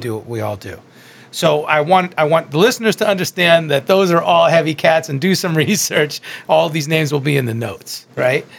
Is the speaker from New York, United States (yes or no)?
yes; Long Island, New York, United States; I'm from Long Island, or as I say, Strong Island